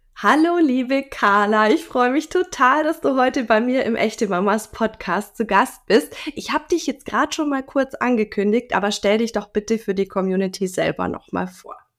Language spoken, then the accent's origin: German; Germany; bei uns in Deutschland